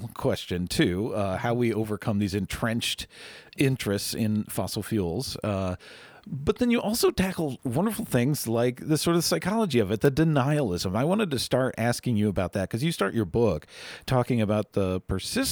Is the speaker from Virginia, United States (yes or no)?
yes; Arlington, Virginia, United States; now in Louisville, United States; I grew up in Arlington